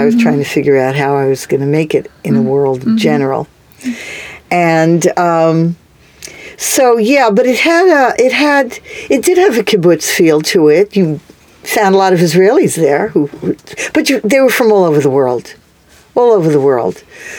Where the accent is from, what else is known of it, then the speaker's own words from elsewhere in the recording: New York City, New York, United States; moved away as an adult; also born or lived in Charlottesville, Virginia; I grew up on the Lower East Side in New York.